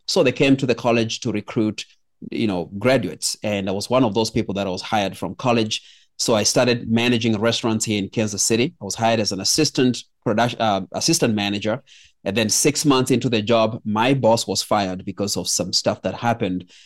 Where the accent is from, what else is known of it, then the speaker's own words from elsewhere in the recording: Kenya; I was born in Kenya